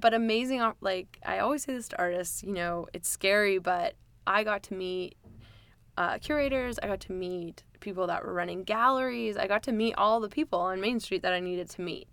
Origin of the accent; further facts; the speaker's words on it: White Rock, British Columbia, Canada; also born or lived in Florida, United States / Victoria, BC; I lived in White Rock, South Surrey since I moved there when I was seven